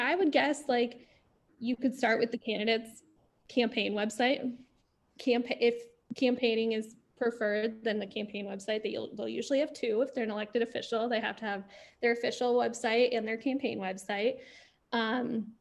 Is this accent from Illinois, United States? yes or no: yes; Illinois, United States; growing up in Illinois